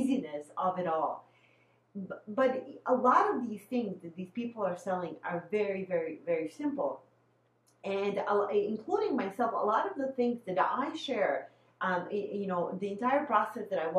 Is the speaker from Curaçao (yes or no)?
no; Bosnia & Herzegovina; now in Midwest, United States; I'm originally from Bosnia, but now I'm in the Midwest